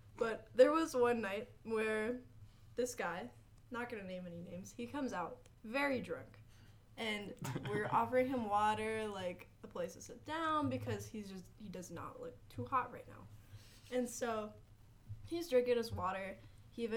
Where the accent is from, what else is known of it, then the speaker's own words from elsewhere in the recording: Raleigh, North Carolina, United States; I'm from Raleigh, North Carolina